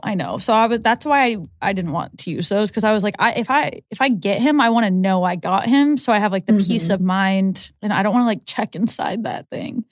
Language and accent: English; Omaha, Nebraska, United States; grown up here